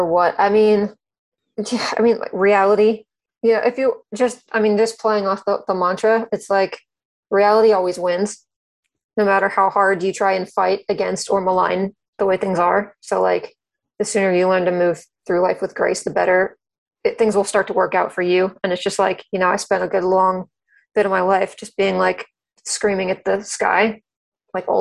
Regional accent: Cary, North Carolina, United States; I grew up in Cary, North Carolina, which is a suburb of Raleigh, North Carolina

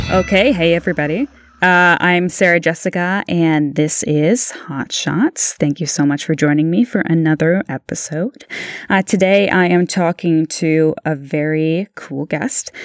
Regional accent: Beamsville, Ontario, Canada; I grew up in, uh, uh, Beamsville, Ontario

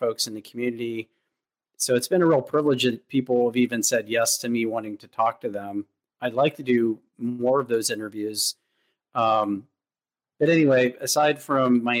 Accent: Douglassville, Pennsylvania, United States; moved away as an adult; also born or lived in West Coast; I'm from the East Coast originally, the Philadelphia area. And an hour outside of that. Yeah, I grew up in a very rural town, Douglasville.

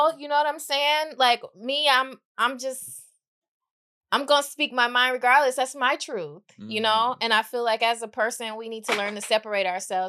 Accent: Atlanta, Georgia, United States; now in Los Angeles, United States; I came from... I moved to LA from Atlanta. Atlanta was a little easier to get by there, you know?

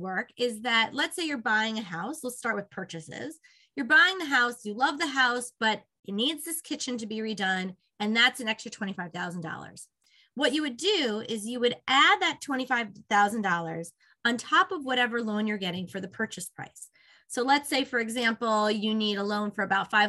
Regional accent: Northeast, United States; moved away as an adult; also born or lived in Virginia; I'm from the Northeast originally, so I'm excited. I live in Westchester, and I'm excited to be back home

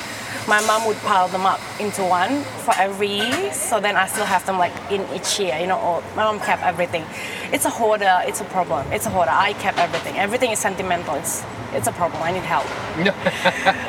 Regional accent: Indonesia; moved away as an adult; now in Australia; Originally Indonesia, but I've been here for 9 years

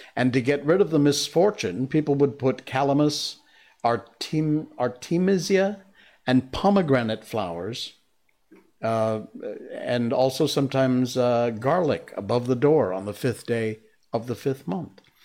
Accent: Cornwall, Connecticut, United States; I grew up with a guy named Tom Brown in Cornwall, Connecticut, my hometown

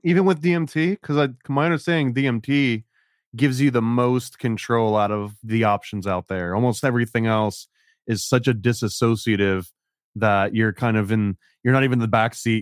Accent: Oneonta, New York, United States; I grew up in Oneana, which was a little bit south of Cooperstown

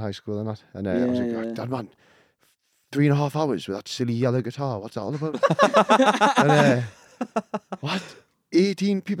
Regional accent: Ovingham, North East England, United Kingdom; also born or lived in Birtley / Durham; Ovingham is where I grew up

